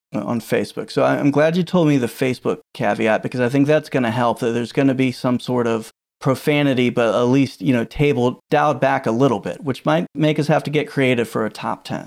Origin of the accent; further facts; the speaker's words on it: Virginia, United States; I've born and raised in Virginia